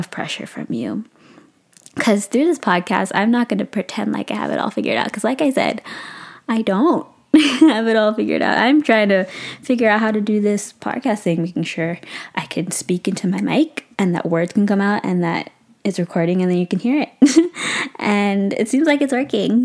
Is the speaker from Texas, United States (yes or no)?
no; San Francisco Bay Area, California, United States; I am 23 years old and I'm from the San Francisco Bay Area